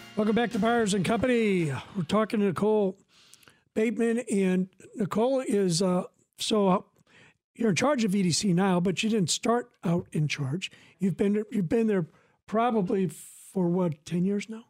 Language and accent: English; Decatur, Illinois, United States; I'm from Decatur